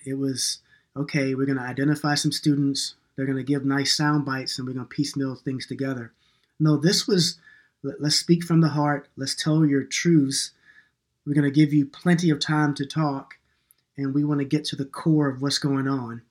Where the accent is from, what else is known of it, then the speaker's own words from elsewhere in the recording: New York, United States; moved away; also born or lived in North Carolina / Minneapolis; I was born in New York and I'm kind of an urban kid sometimes